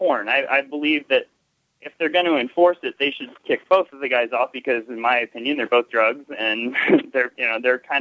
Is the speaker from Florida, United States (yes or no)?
yes; Florida, United States; now in Washington, United States; I'm from Florida